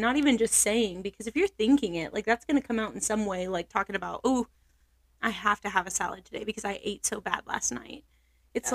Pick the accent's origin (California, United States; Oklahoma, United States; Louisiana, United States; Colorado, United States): Oklahoma, United States; also born or lived in Billings, Montana; I'm not from Montana. I'm from Oklahoma.